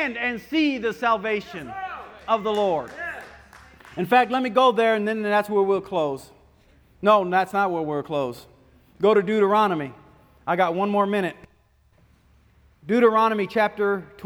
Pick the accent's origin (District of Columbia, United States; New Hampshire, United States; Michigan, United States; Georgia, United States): Michigan, United States; When I was a kid, I grew up in Michigan on the Great Lakes